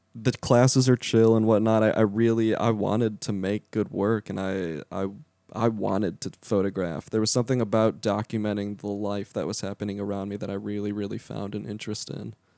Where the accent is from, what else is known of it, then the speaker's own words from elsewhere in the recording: Lake Zurich, Illinois, United States; moved away; also born or lived in Central Florida; I am from a town called Lake Zurich. It's about 40 minutes northwest of Chicago